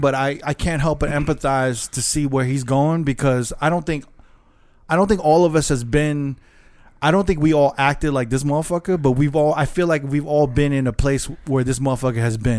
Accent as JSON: {"language": "English", "region": "New York", "country": "United States", "tie": "born or raised there", "said": "just growing up in New York."}